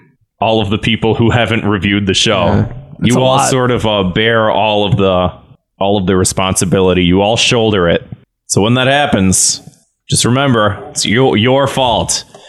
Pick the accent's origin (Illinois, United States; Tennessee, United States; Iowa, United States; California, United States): Illinois, United States; Warrenville; Growing up in Warrenville, Illinois